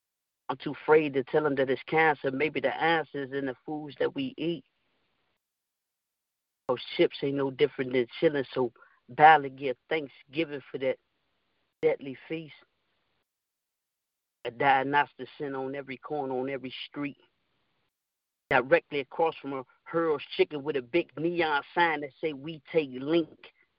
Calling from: Springfield, Illinois, United States; I'm calling from Springfield, Illinois.

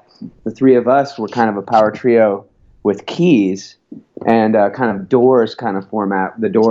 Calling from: Portland, Oregon, United States; Oh, I'm calling from Portland, Oregon.

